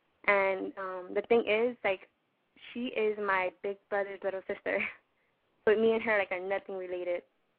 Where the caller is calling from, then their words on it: Los Angeles, California, United States; I'm 16 years old, and I'm from South LA.